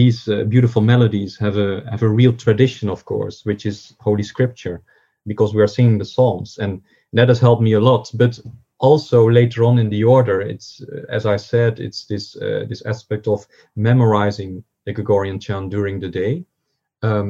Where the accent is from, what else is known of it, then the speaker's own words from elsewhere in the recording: southern Netherlands, Netherlands; moved away as an adult; also born or lived in Cambridge, United Kingdom; now in Fribourg, Switzerland; I grew up in the Netherlands